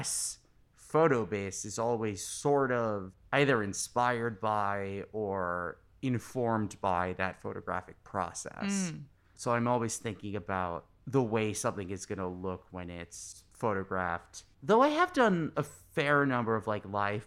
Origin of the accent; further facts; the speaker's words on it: New York City, New York, United States; I'm born and raised in New York City